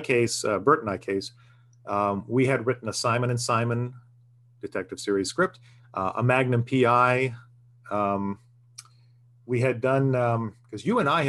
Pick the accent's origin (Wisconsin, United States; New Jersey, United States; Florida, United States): Florida, United States; moved away as an adult; I'm from Florida